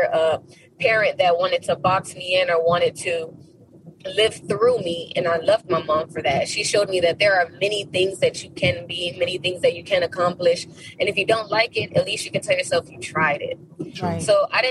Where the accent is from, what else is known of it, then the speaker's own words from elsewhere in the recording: Miami, Florida, United States; I grew up in the borderline of Little Haiti and Liberty City